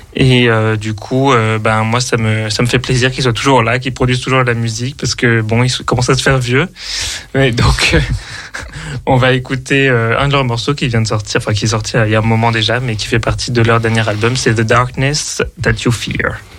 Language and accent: French; Paris, Île-de-France, France; moved away; also born or lived in Berlin; moi qui suis de, de Paris euh, à l'origine